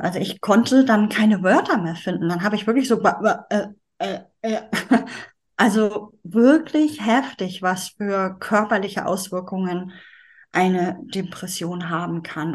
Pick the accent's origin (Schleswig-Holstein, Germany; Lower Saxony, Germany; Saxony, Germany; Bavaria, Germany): Schleswig-Holstein, Germany; Ich komme aus Norddeutschland, aus dem schönen Schleswig-Holstein